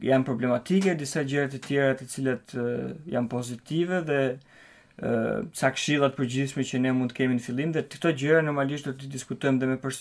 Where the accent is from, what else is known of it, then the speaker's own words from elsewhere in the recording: Albania; now in Denmark; ne me sytan si shqiptar